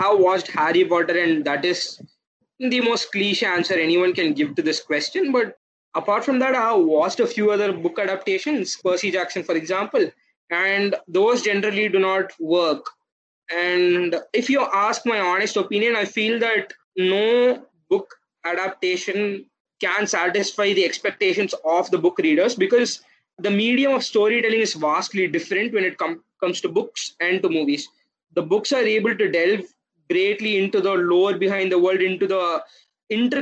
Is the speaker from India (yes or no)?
yes; Tamil Nadu, India; I am a South Indian, I'm from Tamil Nadu